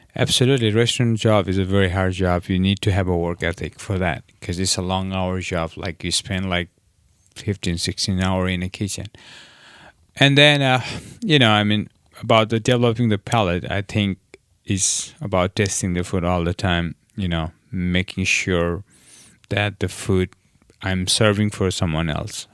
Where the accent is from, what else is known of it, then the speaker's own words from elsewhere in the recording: Nepal; also born or lived in New York; now in Nantucket, United States; I'm from Nepal